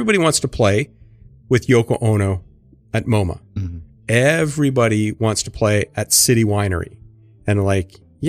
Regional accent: Kingston, Ontario, Canada; born there; also born or lived in Fargo, North Dakota / Winnipeg, Manitoba / Syracuse; From Kingston, Ontario. Is my birthplace. And then it's all around other places. Highlights being Fargo, North Dakota.

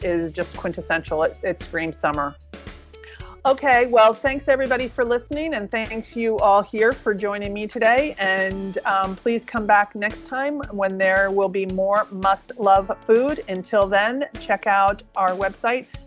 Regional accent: New Jersey, United States; moved away; I grew up in New Jersey where there were certain little farm stands

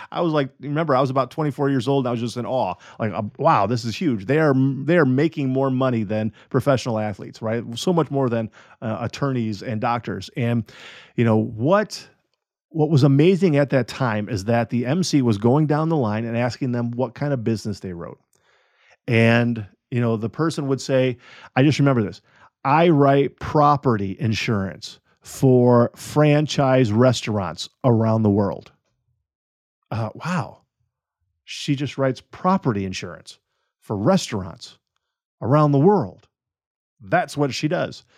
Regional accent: United States; I am an American citizen

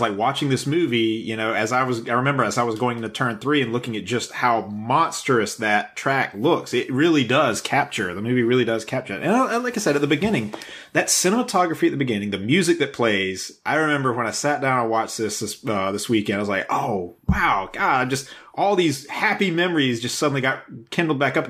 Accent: South Carolina, United States; growing up in South Carolina, I grew up an hour away from Darlington

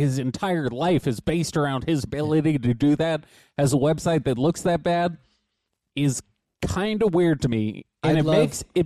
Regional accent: Los Angeles, California, United States; we grew up in Hollywood. We grew up around some famous people

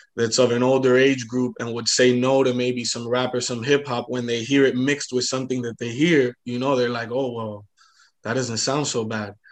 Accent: Hialeah, Florida, United States; I was born in Hialeah Hospital

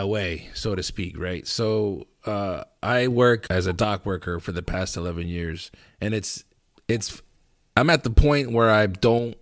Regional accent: Lancaster, Pennsylvania, United States; I grew up in Lancaster

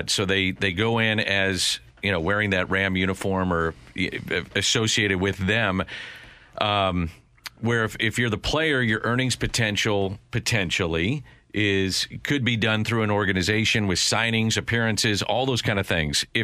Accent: St. Louis, Missouri, United States; I'm very lucky to do something I love, do it in my hometown.

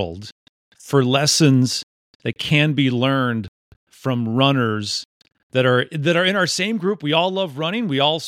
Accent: Mukwonago, Wisconsin, United States; now in Tennessee, United States; I grew up in Maquonago, Wisconsin.

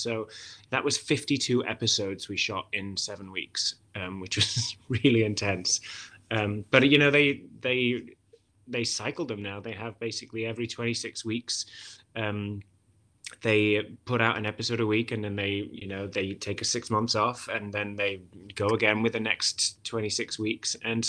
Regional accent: Wales, United Kingdom; accent: Welsh; If I was to speak with a Welsh accent, it would be much more melodic and kind of really over-articulated like this. The consonants are really overpronounced. And so I've never really had that strong a Welsh accent.

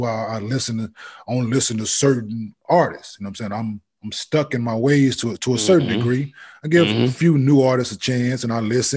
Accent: the South, United States; I'm from the South

